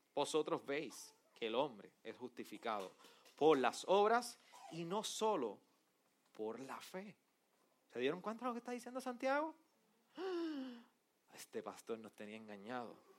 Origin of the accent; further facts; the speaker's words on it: Arecibo, Puerto Rico; yo soy del jíbaro de Arecibo